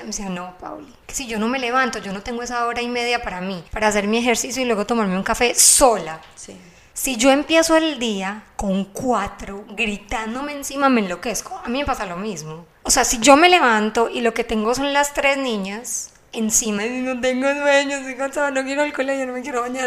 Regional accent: Medellín, Antioquia, Colombia; accent: Paisa; Carolina obviamente es colombiana, como yo, somos de Medellín

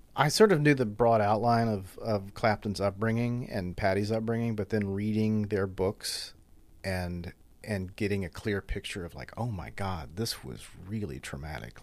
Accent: Covington, Louisiana, United States; moved away as an adult; now in New Orleans, United States; I grew up in Covington across the lake

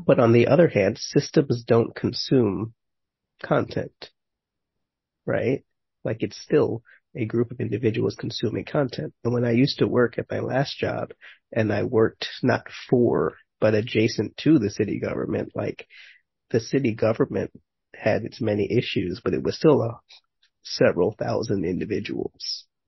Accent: New York City, New York, United States; I grew up in Manhattan and Brooklyn

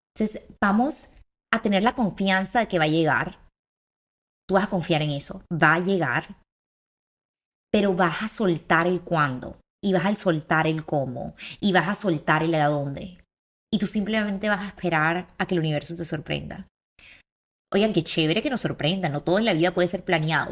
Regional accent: Barranquilla, Atlántico, Colombia; Tengo 23 años y soy de Barranquilla.

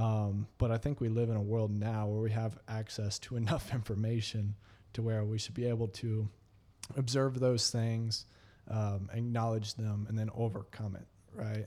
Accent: Texas, United States; I'm a Texan

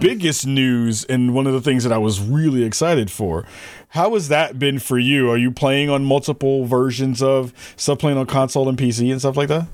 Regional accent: New York, United States; when I was growing up in New York

